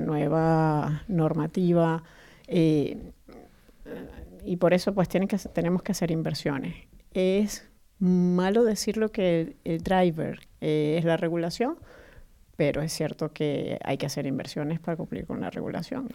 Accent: Caracas, Capital District, Venezuela; moved away as an adult; now in Spain; nací en Venezuela, Caracas, pero ya tengo más de 11 años en España

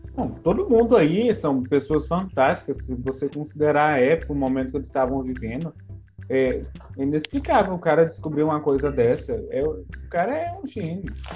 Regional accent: Goiás, Brazil; brasileiro aqui, ó, goiano

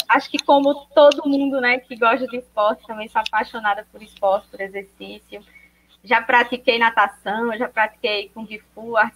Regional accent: João Pessoa, Paraíba, Brazil; Eu sou paraibana, sou natural daqui da cidade de João Pessoa, capital da Paraíba.

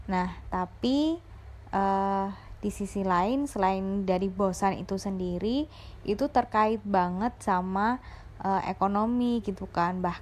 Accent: Surabaya, East Java, Indonesia; Aku dari Surabaya.

